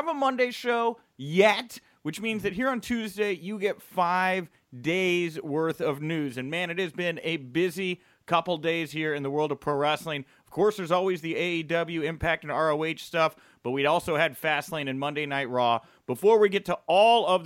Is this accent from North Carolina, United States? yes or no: no; Houston, Texas, United States; I am from the Houston area, as are these two